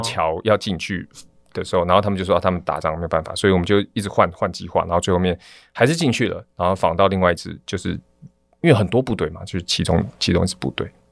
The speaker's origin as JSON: {"language": "Chinese", "country": "Taiwan", "said": "我是从台湾来"}